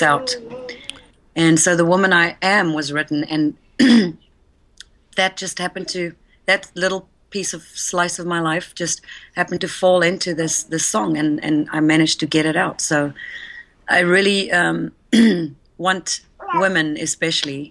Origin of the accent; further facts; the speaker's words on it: South Africa; moved away; I was born and raised in South Africa